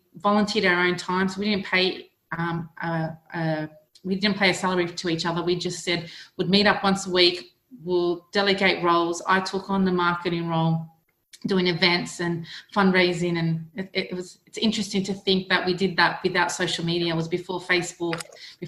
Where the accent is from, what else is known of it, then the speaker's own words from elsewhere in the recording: Australia; accent: Australian; moved away as an adult; now in United Kingdom; You may recognise my accent as being Australian because that's where I'm from. I was born in Australia and I migrated over here last year